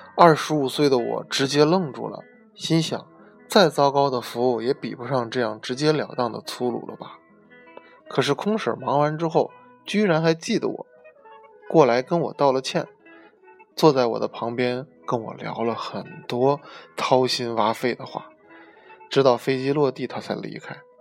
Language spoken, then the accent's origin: Chinese; China; 身为中国人，骨子里多少有些儒家的中庸思想